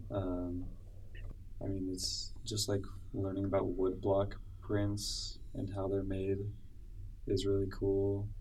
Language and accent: English; Utah, United States; I grew up in Utah